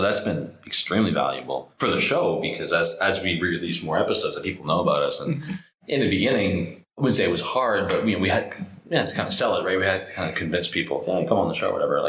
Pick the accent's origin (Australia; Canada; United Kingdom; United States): Canada; So I'm Canadian, Rich is American, our CTO is French-American